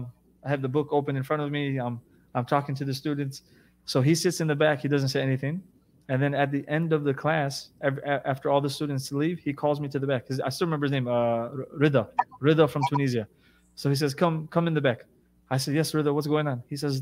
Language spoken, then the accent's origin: English; United States; first language English; moved away as an adult; also born or lived in Jeddah, Saudi Arabia; I'm American. I have 2 degrees. English is my first language.